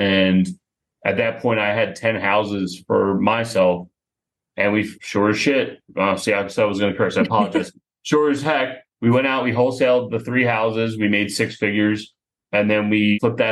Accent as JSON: {"language": "English", "town": "Philadelphia", "region": "Pennsylvania", "country": "United States", "tie": "born or raised there", "said": "my business partner and I, we grew up together just outside of Philadelphia."}